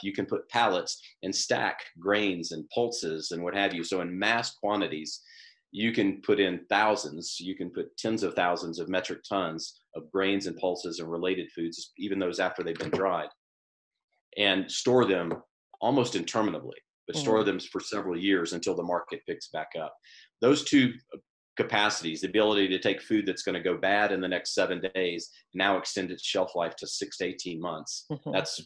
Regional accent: the South, United States; I grew up in the South

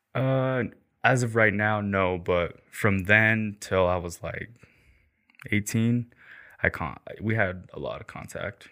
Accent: St. Anthony, Idaho, United States; also born or lived in Rexburg, Idaho / Killeen, Texas; I'm from Rexburg and I grew up in Saint Anthony

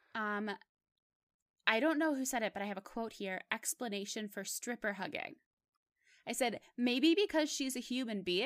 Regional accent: Pittsburgh, Pennsylvania, United States; moved away as an adult; I'm, I'm from Pittsburgh, and Mister Rogers was actually my neighbor. He lived in my neighborhood.

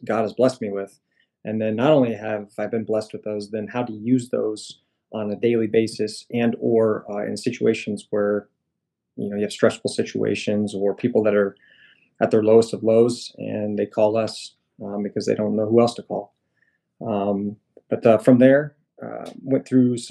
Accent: Orient, Iowa, United States; I'm a Midwest boy. I'm from Iowa. I grew up in a small town in Southwest Iowa called Orient.

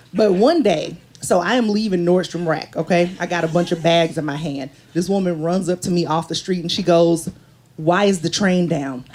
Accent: the South, United States; now in New York, United States; I'm from the South

